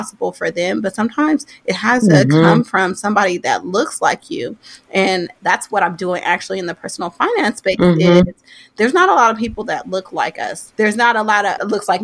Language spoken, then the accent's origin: English; Oakland, California, United States; I'm born and raised in Oakland